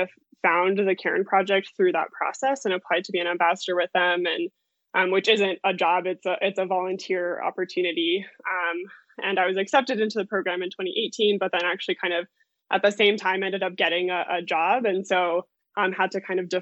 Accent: Lakewood, Colorado, United States; also born or lived in Denver, Colorado; I grew up in Lakewood, which is just, you know, maybe 20 minutes west from Denver

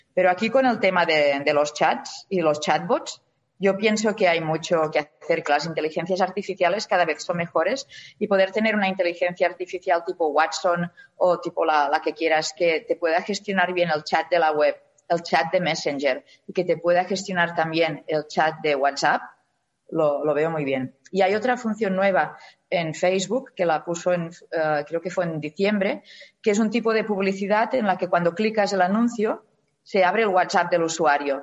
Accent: Spain; somos los españoles

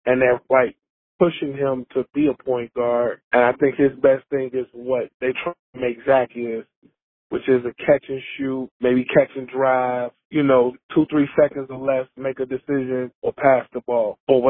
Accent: Chicago, Illinois, United States; I grew up in Chicago, 37, birthday in a couple of days, I'll be 38.

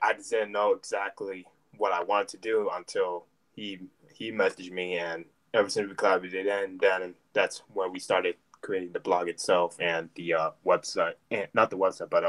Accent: United States; also born or lived in Germany / New Jersey / Florida; now in Tampa, United States; I am originally from Germany, but raised in New Jersey and Florida. I currently live in Tampa, Florida right now, and I'm in college right now.

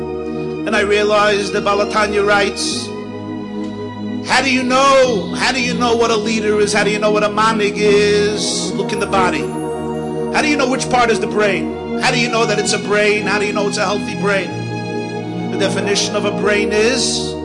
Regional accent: New York City, New York, United States; I grew up in the Crown Heights section of Brooklyn

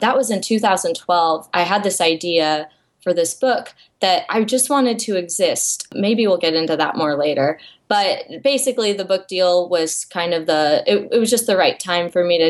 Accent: Iowa, United States; moved away as an adult; now in Texas, United States; I grew up in Iowa in a very small town, and I was always the artsy kid.

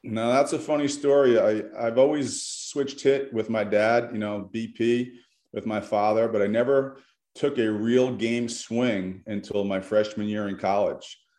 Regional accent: New York, United States; moved away as an adult; I grew up in New York

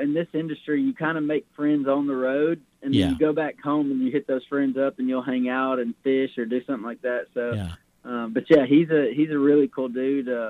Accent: Georgia, United States; I'm from Georgia

